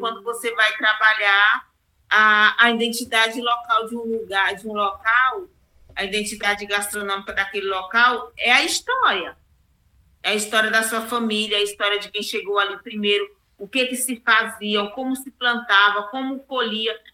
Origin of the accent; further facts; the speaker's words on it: Porto Franco, Maranhão, Brazil; moved away as an adult; now in Palmas, Brazil; eu sou maranhense, né? Sou do estado do Maranhão, é, de Porto Franco, e moro em Palmas é, tem 29 anos. Eu moro em Palmas, Tocantins, e fui criada é, ali na divisa de Tocantins com Maranhão, na cidade de Aguiar Montes